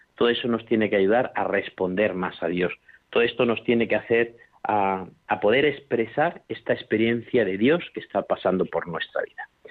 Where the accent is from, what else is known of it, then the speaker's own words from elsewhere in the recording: La Mancha, Spain; moved away; also born or lived in Extremadura; en mi pueblo, por ejemplo, de La Mancha, donde yo soy, pues me acuerdo que cuando yo era más joven y vivía por allí